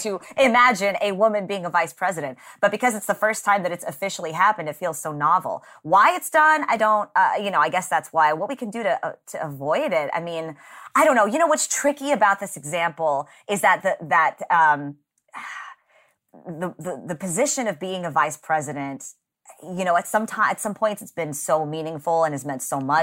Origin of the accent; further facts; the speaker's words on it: Texas, United States; I grew up in Texas